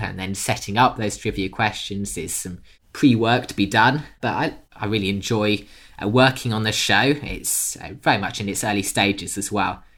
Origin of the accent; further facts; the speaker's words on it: United Kingdom; accent: British; I'm British by birth, you can probably tell from the accent.